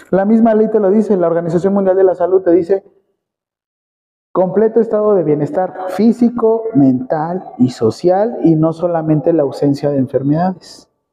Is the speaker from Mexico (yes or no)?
yes; Mexico